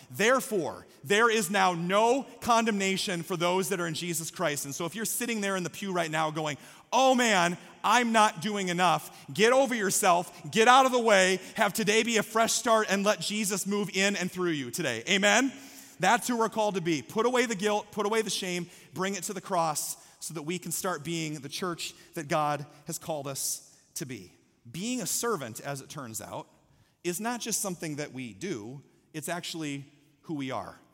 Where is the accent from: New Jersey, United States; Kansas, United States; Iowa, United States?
Iowa, United States; Story City; moved away; I'm from Story City, Iowa